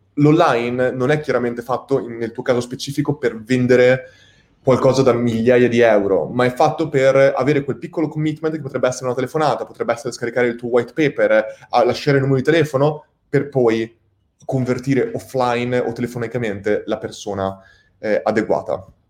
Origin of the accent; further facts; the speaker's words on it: Italy; siamo il popolo italiani